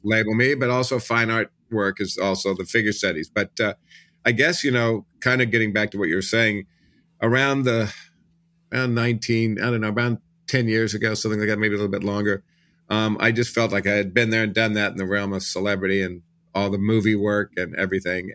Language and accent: English; Kansas City, Missouri, United States; moved away as an adult; also born or lived in Los Angeles; I grew up in Kansas City